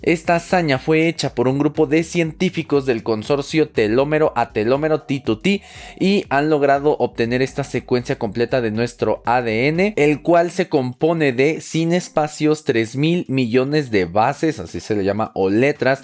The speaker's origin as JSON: {"language": "Spanish", "country": "Mexico", "said": "soy de México"}